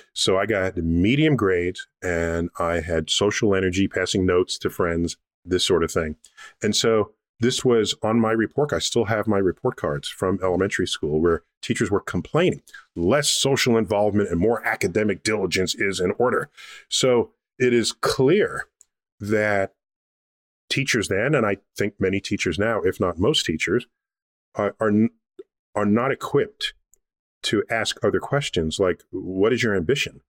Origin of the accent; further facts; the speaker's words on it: New York City, New York, United States; I grew up in New York City in the Bronx.